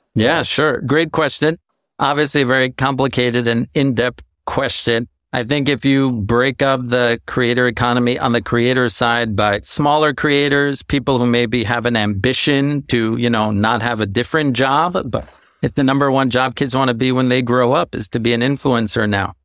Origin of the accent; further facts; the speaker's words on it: New York, United States; growing up in New York, watching M T V